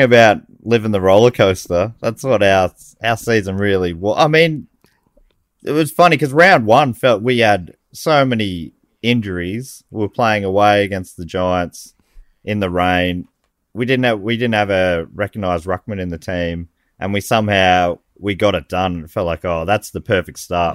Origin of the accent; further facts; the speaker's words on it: Moorabbin, Victoria, Australia; I grew up in Moorabbin.